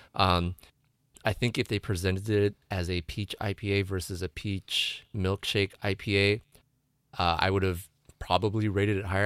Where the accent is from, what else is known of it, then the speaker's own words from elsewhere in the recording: San Diego County, California, United States; my hometown, uh, breweries